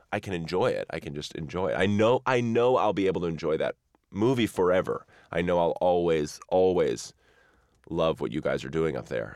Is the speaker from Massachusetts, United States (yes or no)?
yes; near Wenham Lake, Massachusetts, United States; near where I grew up. And actually, back in, like, the sixteenth, seventeenth century, was known as the best ice in the world, and they would ship blocks of ice on sawdust back to England from Wenham Lake in Massachusetts